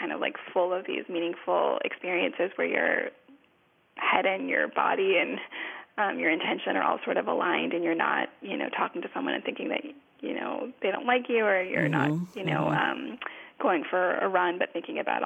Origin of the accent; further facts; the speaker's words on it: Los Angeles, California, United States; I'm from Los Angeles